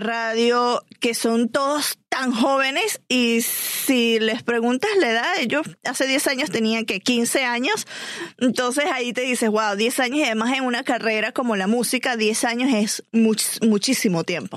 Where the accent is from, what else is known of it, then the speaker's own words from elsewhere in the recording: Venezuela; yo como venezolana